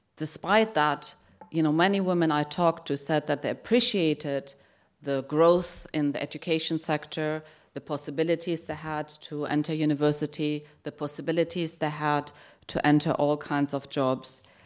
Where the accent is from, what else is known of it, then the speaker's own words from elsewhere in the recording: Germany; moved away; I grew up in Germany